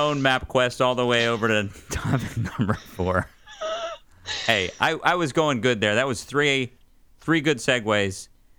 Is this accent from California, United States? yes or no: no; north of Johnstown, Western Pennsylvania, United States; moved away; also born or lived in Smyrna, Tennessee; I grew up in Western Pennsylvania, small town up in the coal mining hills north of Johnstown. And so Cambria County was my county.